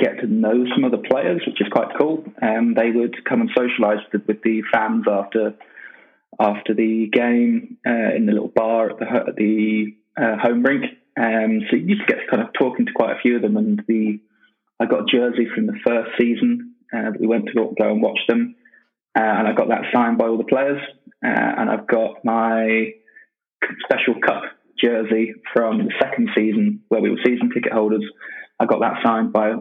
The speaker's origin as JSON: {"language": "English", "country": "United Kingdom", "also_born_or_lived": "Manchester", "said": "As a Brit"}